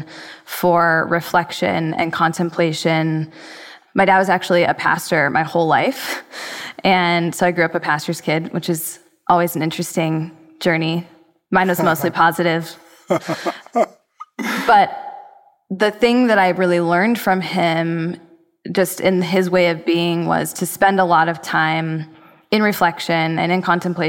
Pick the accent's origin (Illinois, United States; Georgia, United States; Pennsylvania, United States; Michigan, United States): Michigan, United States; suburbs of Detroit; now in Los Angeles, United States; I grew up in the suburbs of Detroit